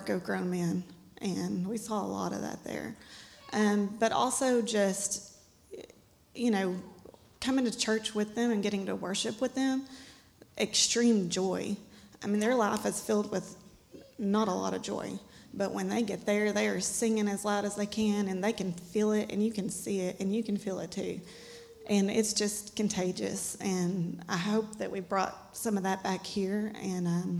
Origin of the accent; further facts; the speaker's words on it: Paris, Texas, United States; I'm born and raised in Lamar County. I mean... never been outside of here